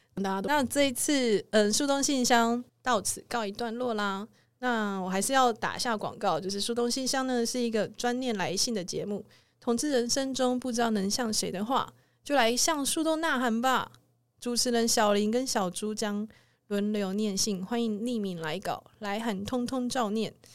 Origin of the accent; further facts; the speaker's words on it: southern Taiwan, Taiwan; 我也是南部人